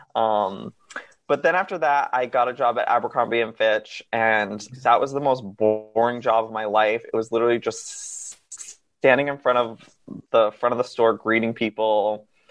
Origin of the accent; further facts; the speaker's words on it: Massachusetts, United States; moved away as an adult; now in Los Angeles, United States; I grew up in Massachusetts until I was 19 years old, and then I packed up a car and drove cross country